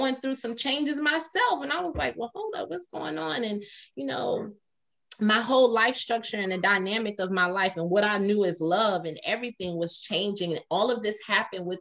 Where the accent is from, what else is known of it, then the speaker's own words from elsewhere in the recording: Atlanta, Georgia, United States; I'm from Atlanta